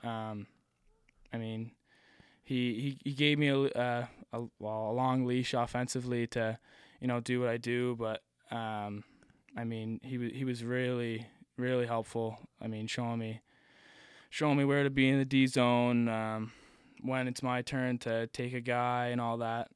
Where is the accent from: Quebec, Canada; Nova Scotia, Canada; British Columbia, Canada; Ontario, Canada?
Nova Scotia, Canada; also born or lived in Connecticut; me and Cam, um, we're from Nova Scotia. We were the two from here